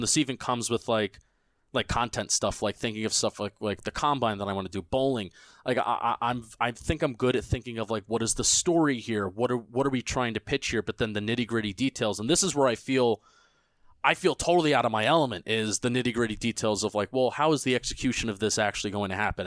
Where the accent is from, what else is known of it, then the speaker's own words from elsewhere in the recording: New Jersey, United States; I'm I'm from Jersey. Um, I, I I live and die by New Jersey